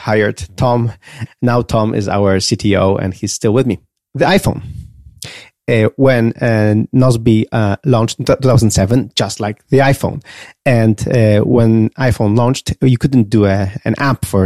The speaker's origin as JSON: {"language": "English", "country": "Poland", "said": "I was a nobody from Poland"}